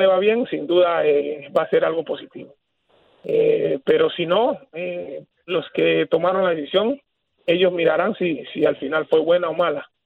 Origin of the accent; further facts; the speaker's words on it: Panama; nosotros como panameños